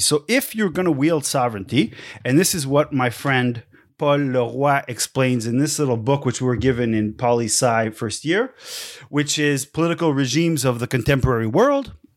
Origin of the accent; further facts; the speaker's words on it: Quebec City, Quebec, Canada; where I grew up in Quebec City was in the old part of the city